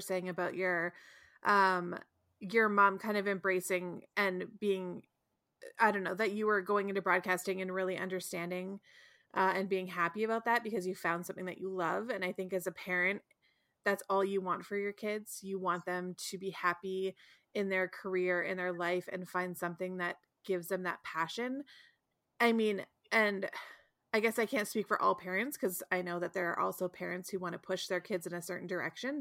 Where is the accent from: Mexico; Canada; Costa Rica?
Canada; Ontario; I was raised in Ontario